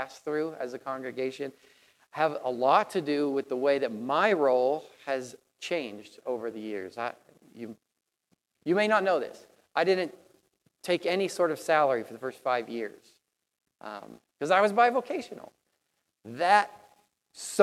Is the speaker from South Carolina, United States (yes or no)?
no; Tennessee, United States; moved away; I come from Tennessee